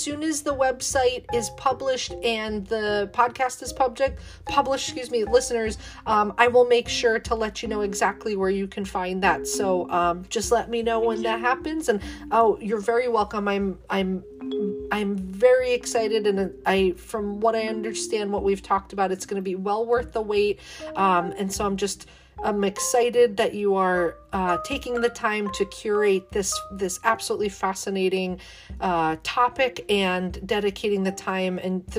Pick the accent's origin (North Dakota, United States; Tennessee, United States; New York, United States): New York, United States; Clifton Park; also born or lived in Albany, New York; now in Mechanicville, United States; I was born in Albany, but grew up in a little bit north of that in, like, Clifton Park area, living now in, like, Mechanicville, Malta area.